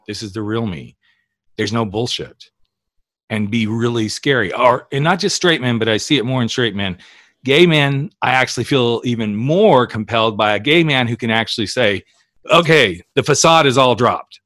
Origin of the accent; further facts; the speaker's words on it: Oklahoma, United States; we're both from Oklahoma